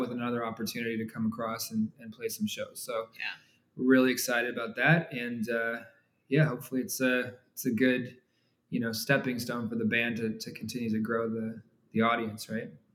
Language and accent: English; Canada; moved away as an adult; also born or lived in Toronto; now in Argyle, United States; We live in Texas today, um, but we grew up in Canada